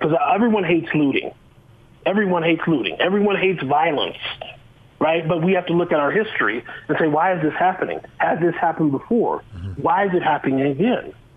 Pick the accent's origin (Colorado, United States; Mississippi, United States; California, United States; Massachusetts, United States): Colorado, United States; Boulder; now in Utah, United States; I grew up in Boulder, Colorado.